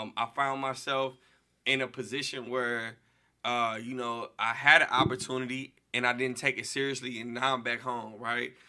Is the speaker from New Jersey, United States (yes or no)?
no; St. Louis, Missouri, United States; I'm from Saint Louis. I'm from all the bad blocks, you know what I'm saying? Um, I grew up a little bit, you know, everywhere